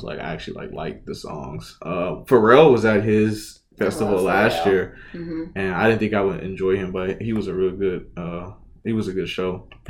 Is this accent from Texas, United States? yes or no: yes; Houston, Texas, United States; because I'm from A-Leaf.